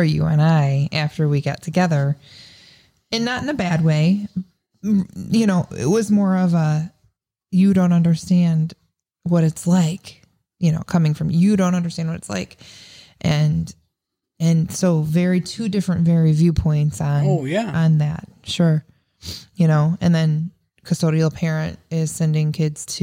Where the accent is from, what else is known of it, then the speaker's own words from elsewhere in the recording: Seneca, Illinois, United States; I grew up in Seneca, Illinois